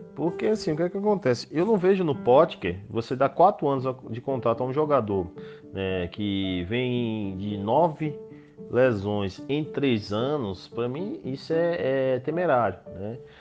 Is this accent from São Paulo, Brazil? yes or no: no; Vitória da Conquista, Bahia, Brazil; also born or lived in Salvador; now in Chapada Diamantina, Brazil; Quando eu nasci é, em Vitória da Conquista